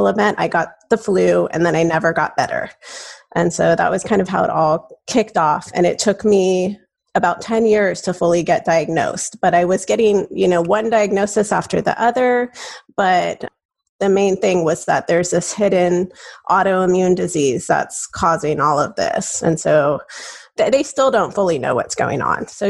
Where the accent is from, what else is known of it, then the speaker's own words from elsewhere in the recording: Southern California, United States; moved away as an adult; now in Arizona, United States; I grew up in California, in Southern California, and I moved out to Arizona as a graduate student